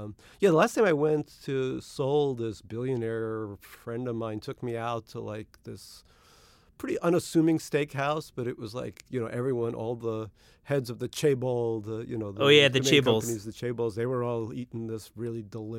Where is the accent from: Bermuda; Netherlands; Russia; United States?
Russia; born there; moved away; There were a lot of kids from immigrant backgrounds like my own. I was born in Russia in the Soviet Union, and there were a lot of kids from Korea, India, China, etc.